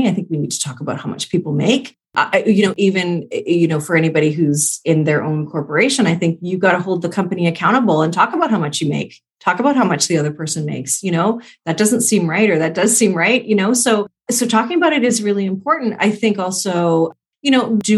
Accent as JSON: {"language": "English", "country": "Canada", "said": "I'm Canadian"}